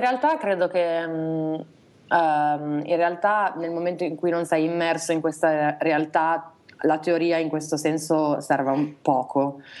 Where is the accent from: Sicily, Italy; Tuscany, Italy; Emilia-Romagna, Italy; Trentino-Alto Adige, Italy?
Emilia-Romagna, Italy; Reggio Emilia; now in Milan, Italy; Siamo, siamo, nati tutti e due a Reggio Emilia